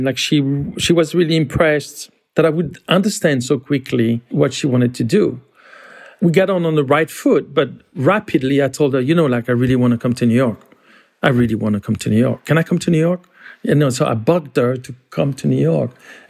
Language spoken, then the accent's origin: English; France; The way I grew up in France, I mean, actually, the way most kids my age grew up in France, they were quite Americanized in many ways.